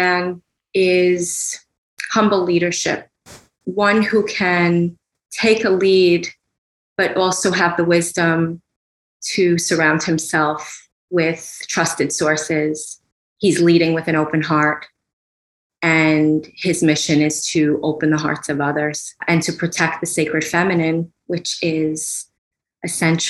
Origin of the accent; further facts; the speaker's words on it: New York City, New York, United States; growing up in New York City